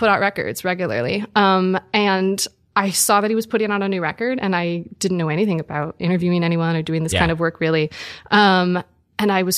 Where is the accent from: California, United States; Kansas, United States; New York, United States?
New York, United States; Buffalo; also born or lived in United Kingdom; now in New York, United States; I'm from Buffalo originally